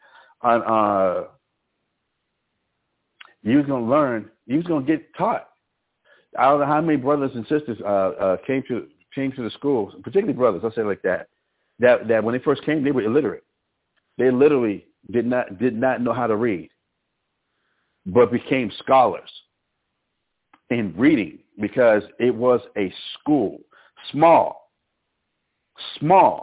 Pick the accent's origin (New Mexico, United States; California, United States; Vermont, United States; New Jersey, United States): New Mexico, United States; Albuquerque; moved away; also born or lived in Harlem, New York; I grew up in Albuquerque, New Mexico